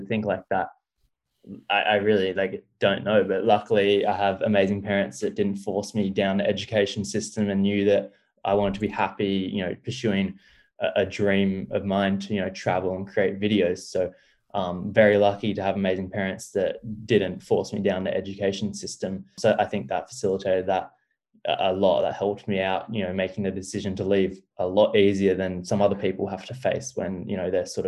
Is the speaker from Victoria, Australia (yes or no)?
no; Sydney, New South Wales, Australia; growing up in Sydney and growing up in Australia, my whole life